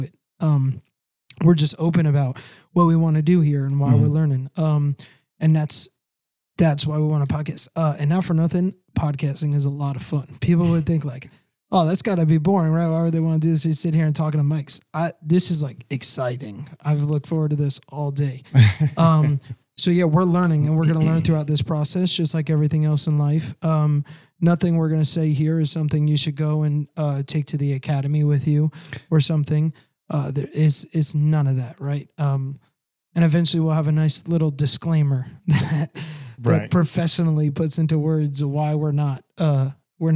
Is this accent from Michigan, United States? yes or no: no; Long Island, New York, United States; moved away as an adult; I'm from the lower part of New York, Long Island area